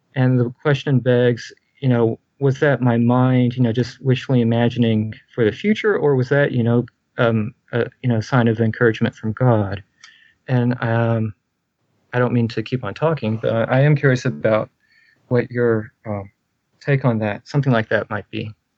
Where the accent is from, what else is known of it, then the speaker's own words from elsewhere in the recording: Texas, United States; I'm a Baptist from Texas, the Bible Belt